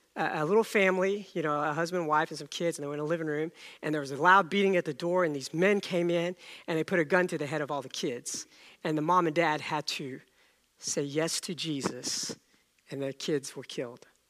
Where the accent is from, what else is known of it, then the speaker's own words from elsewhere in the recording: India; moved away; I was born in India